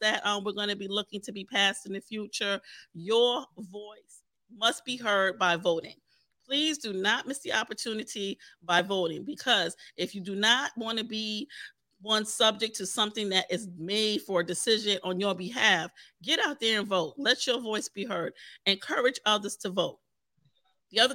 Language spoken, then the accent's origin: English; New York City, New York, United States; my brothers that I grew up with in the Park Hill section of Staten Island